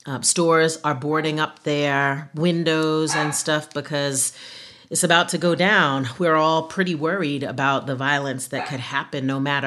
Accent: Mount Vernon, New York, United States; in my hometown of Mount Vernon, New York

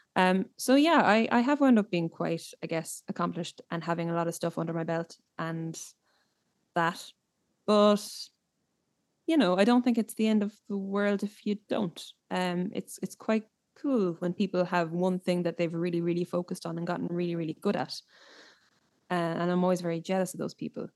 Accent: Ireland; growing up in Ireland

